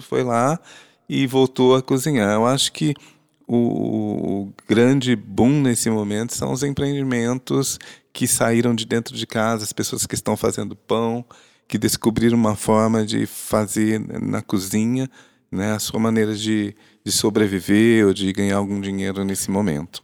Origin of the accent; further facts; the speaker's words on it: Londrina, Paraná, Brazil; Nasci em Londrina, estudei em Londrina, casei em Londrina